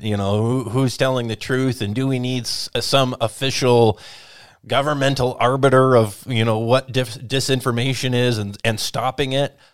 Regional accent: Whatcom County, Washington, United States; the community where I grew up in Watcom County

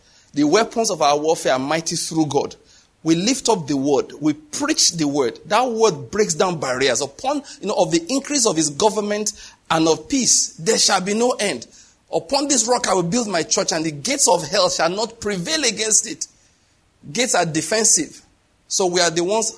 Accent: Nigeria; I'm Nigerian

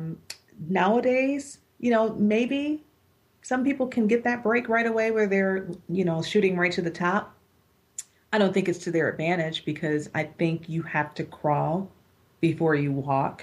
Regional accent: Buffalo, New York, United States; I'm working in my hometown still

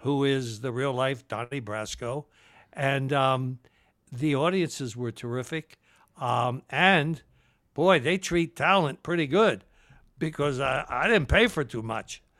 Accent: Philadelphia, Pennsylvania, United States; also born or lived in Trenton, New Jersey; I, I was raised in Northeast Philly, though.

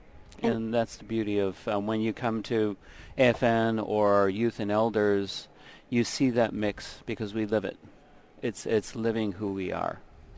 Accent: Old Harbor, Alaska, United States; moved away; I'm originally from Kodiak Island, Old Harbor, Alaska.

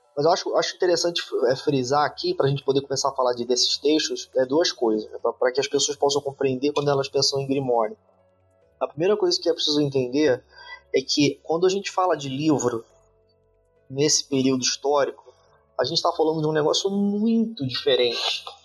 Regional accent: Brazil; a gente é brasileiro

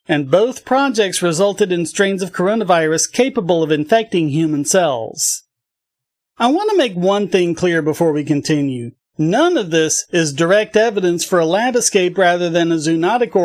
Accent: North Carolina, United States; my home state of North Carolina

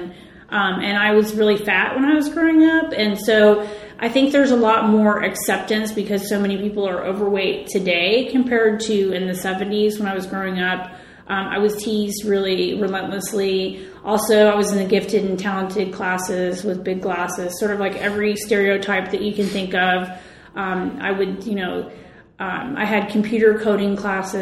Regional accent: West Chester, Ohio, United States; moved away; also born or lived in San Francisco; I am from a part of Ohio, Westchester, Ohio. When I was growing up, it was a rural area

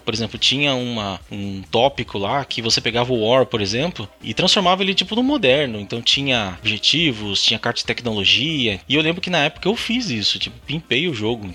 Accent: Piracicaba, São Paulo, Brazil; Eu sou de interior de São Paulo, Piracicaba, então fiz lá os encontros, é, encontro Piracicabano, primeiro e segundo de RPG, eu era moleque ainda, tava no colegial

